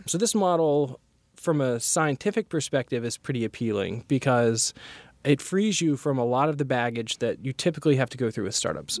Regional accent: North Carolina, United States; I'm originally from North Carolina

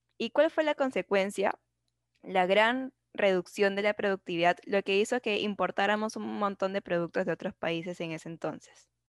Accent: Peru; nuestra identidad como peruanos

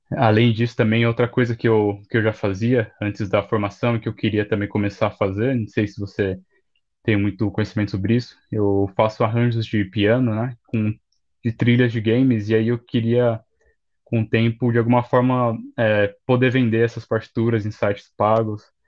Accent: São Paulo, Brazil; eu sou de São Paulo

